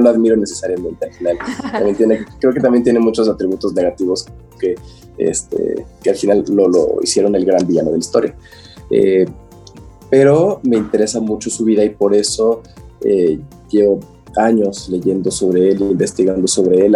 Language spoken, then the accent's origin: Spanish; Mexico